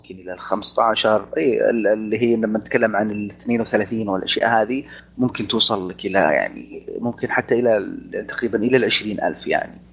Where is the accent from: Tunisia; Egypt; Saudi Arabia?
Saudi Arabia; عندنا بالسعوديه